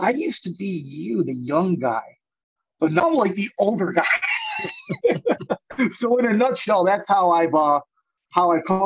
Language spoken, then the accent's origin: English; Palos Hills, Illinois, United States; I grew up in Palos Hills